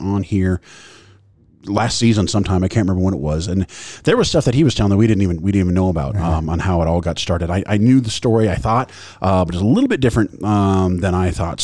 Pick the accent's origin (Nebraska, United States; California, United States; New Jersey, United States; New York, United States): Nebraska, United States; Grand Island; I'm from Grand Island